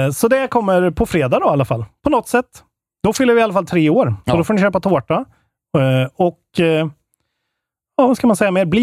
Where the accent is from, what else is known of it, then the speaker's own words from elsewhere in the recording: Karlstad, Värmland, Sweden; Vi är fan från Karlstad båda två.